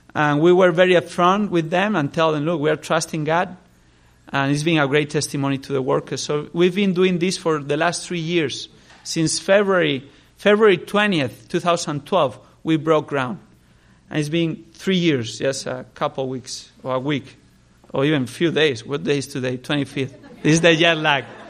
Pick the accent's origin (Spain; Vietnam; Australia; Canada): Spain; I grew up in Spain, I was born there, grew up there